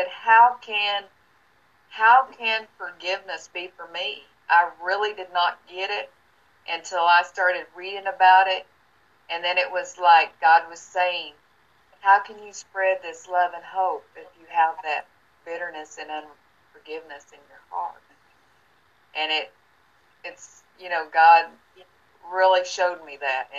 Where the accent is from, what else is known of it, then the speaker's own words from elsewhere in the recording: Tennessee, United States; moved away as an adult; now in Florida, United States; I moved from my hometown in Tennessee and moved here to Florida.